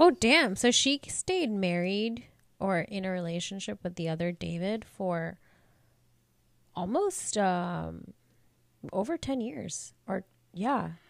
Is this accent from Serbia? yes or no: no; India; moved away; I, I'm from India.